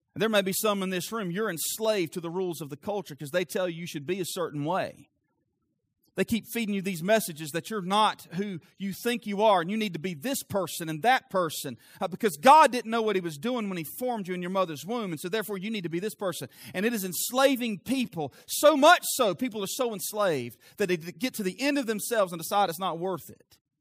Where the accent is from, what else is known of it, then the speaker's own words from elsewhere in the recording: the South, United States; I'm from the South.